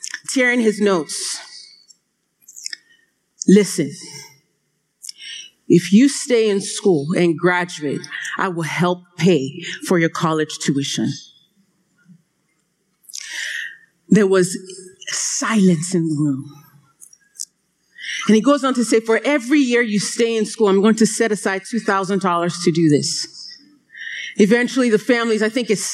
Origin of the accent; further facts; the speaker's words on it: Nigeria; I am Nigerian